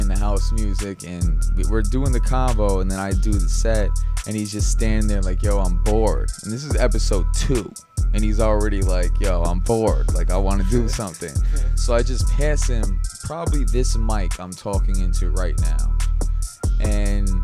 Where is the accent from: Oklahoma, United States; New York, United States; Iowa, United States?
New York, United States; Westchester; moved away as an adult; now in New York City, United States; I'm from Westchester originally, so that's where my life is. But now that I live in the city